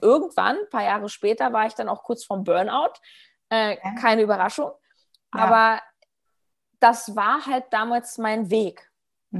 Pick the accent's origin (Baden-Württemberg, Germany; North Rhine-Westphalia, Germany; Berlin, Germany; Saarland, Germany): Berlin, Germany; ich komme aus Berlin